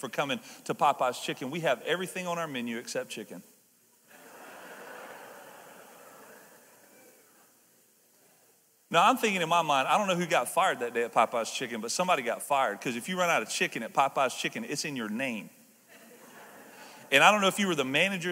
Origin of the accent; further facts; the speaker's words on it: the South, United States; I'm from the South